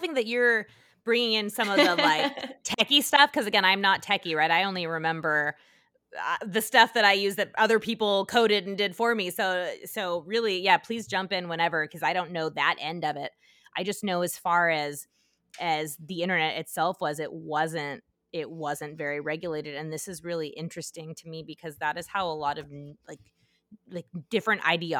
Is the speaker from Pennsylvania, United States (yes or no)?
no; Utah, United States; I'm from Utah.